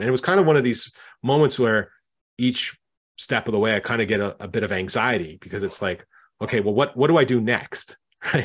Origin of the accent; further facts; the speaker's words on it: Canada; I'm Canadian myself